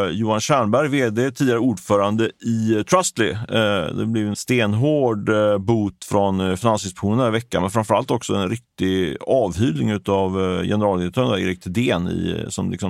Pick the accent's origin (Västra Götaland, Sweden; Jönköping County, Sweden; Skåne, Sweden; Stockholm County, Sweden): Västra Götaland, Sweden; Ljungskile; Där jag kommer från Ljungskile, jag tror att det, det är en liten by med 3000-4000 invånare ungefär.